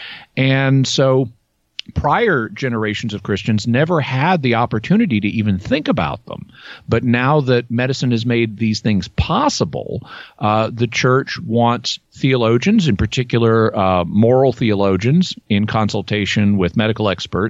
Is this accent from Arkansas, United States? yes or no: yes; Arkansas, United States; I grew up in Arkansas